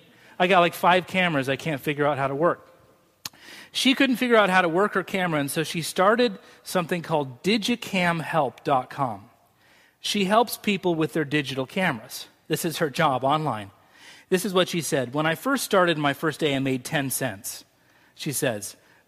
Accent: Scotland, United Kingdom; That's just the way I'm wired. Maybe it's because I'm Scottish.

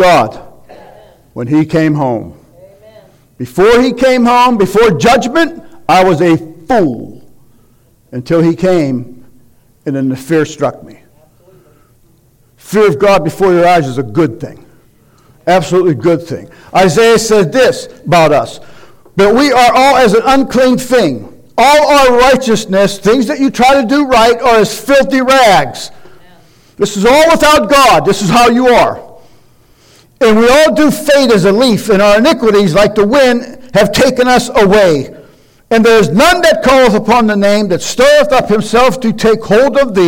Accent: United States; American Christians

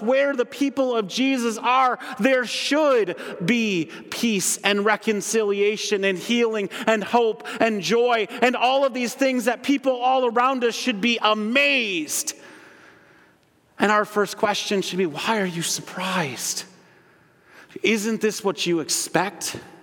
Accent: Holland, Michigan, United States; moved away as an adult; also born or lived in Grand Rapids, Michigan; I grew up in Holland

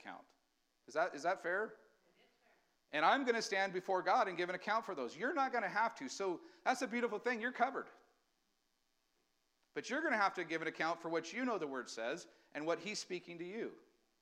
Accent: United States; we as Americans, we still have rights

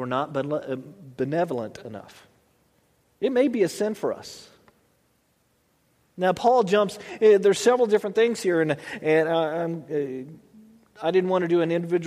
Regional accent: United States; I was born here in America

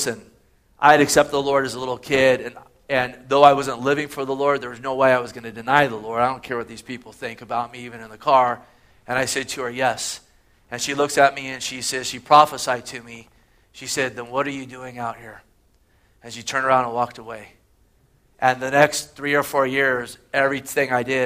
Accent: Gilroy, California, United States; Growing up in Gilroy

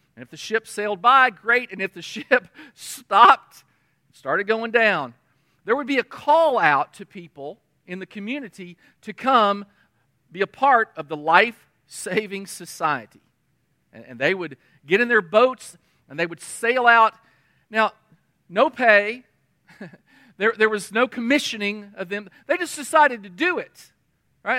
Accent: United States; we're an American

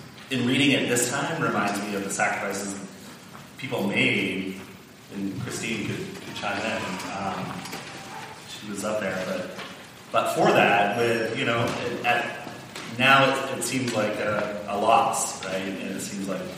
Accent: Oklahoma, United States; My home state of Oklahoma

